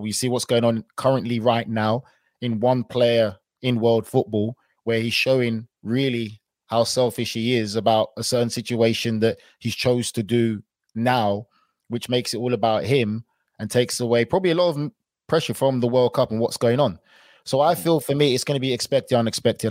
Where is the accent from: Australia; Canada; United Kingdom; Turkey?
United Kingdom; England; I was born and raised in England